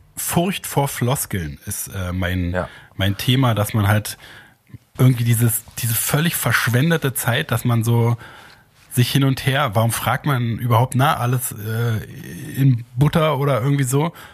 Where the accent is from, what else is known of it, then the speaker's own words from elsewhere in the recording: Germany; als Deutscher